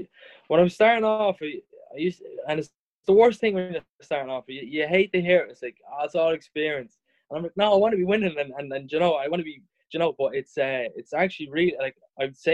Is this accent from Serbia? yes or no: no; Drogheda, Leinster, Ireland; I was growing up in Drogheda